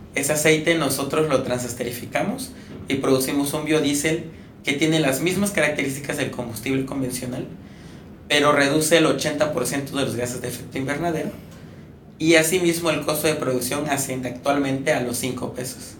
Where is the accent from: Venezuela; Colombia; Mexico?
Mexico; Campeche; moved away as an adult; now in Puebla, Mexico; por ser campechano